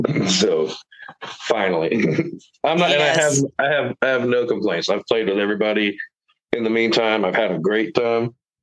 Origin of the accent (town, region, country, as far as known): Houston, Texas, United States; born or raised there